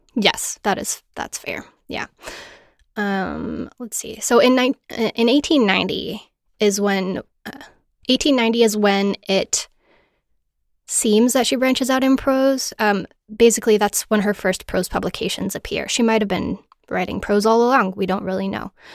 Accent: American Southwest, United States; I grew up in the American Southwest

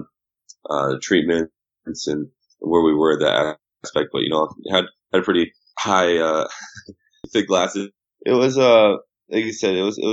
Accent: Southern California, United States; growing up in Southern California

